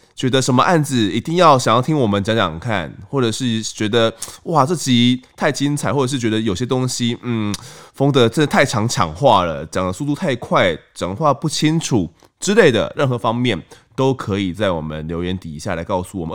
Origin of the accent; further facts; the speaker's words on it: Kaohsiung, Taiwan; now in New Taipei, Taiwan; 我在高雄的弥陀长大的